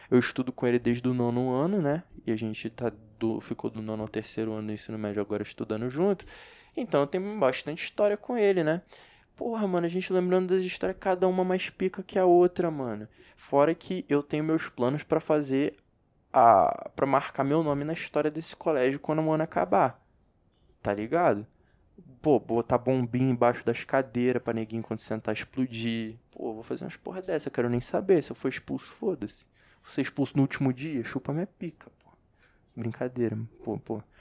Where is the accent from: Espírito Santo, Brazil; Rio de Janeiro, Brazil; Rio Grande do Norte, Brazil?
Rio de Janeiro, Brazil; accent: carioca; um tempo no Rio, meu carioquês fica muito forte. Agora, se eu ficar muito tempo só com brasiliense, meu sotaque de carioquês vai, vai dando uma sumida.